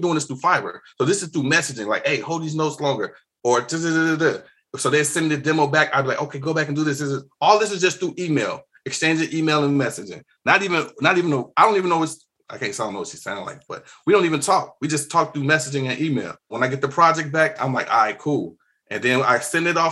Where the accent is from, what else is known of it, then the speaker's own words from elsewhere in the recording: Chicago, Illinois, United States; growing up in Chicago, being in the city, we got all kind of music here